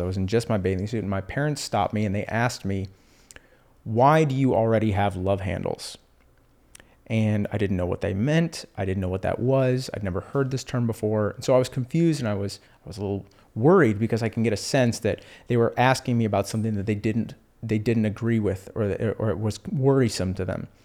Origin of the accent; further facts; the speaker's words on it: Houston, Texas, United States; also born or lived in Austin, Texas; I grew up in Houston.